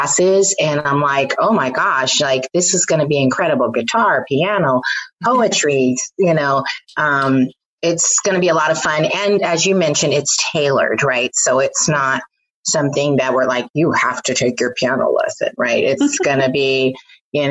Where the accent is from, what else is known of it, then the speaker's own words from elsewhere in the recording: San Francisco, California, United States; I grew up in San Francisco